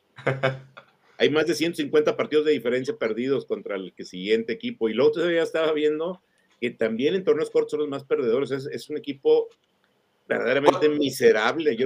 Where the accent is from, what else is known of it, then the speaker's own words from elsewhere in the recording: Mexico; somos mexicanos